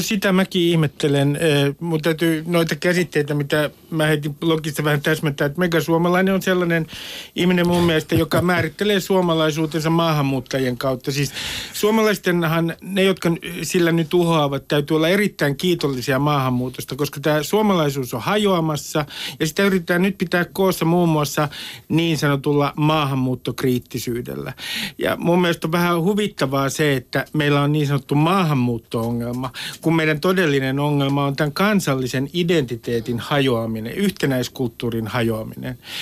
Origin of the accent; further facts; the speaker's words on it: Nummi-Pusula, Uusimaa, Finland; first language Finnish; Suomi on mulle Nummipusulan urheilukenttä, olen Nummipusulasta